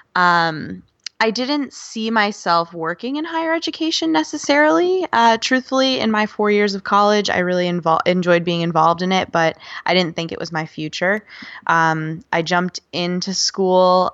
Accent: Buffalo, New York, United States; moved away as an adult; now in North Carolina, United States; I grew up in Buffalo, New York

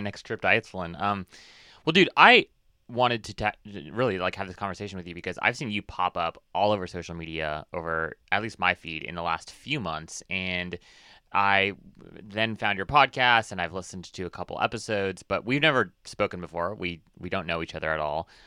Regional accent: Hawaii, United States; I was born and raised in Hawaii

